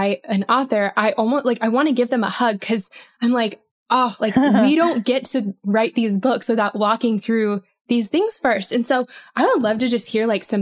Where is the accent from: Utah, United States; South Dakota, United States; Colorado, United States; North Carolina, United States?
Colorado, United States; I grew up in Colorado and it would snow, you know, a lot there